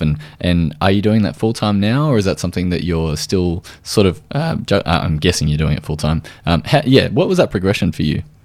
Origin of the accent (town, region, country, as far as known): Australia